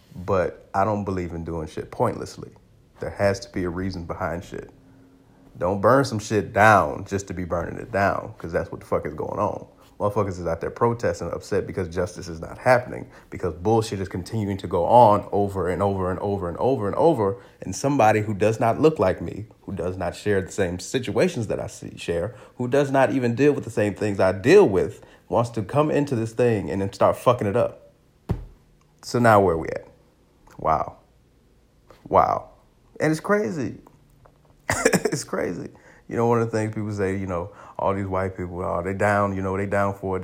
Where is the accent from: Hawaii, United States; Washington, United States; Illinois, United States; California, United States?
Illinois, United States; Aurora; I grew up in Aurora, Illinois